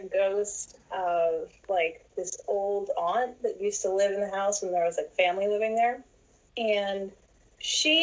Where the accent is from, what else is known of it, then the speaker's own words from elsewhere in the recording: New Gloucester, Maine, United States; now in North Carolina, United States; So I grew up in New Gloucester, Maine. I'm a New Englander. Now I'm living down in North Carolina